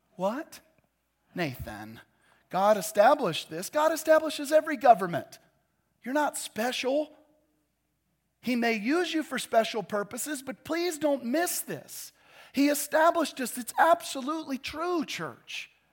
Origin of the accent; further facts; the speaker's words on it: United States; I love being an American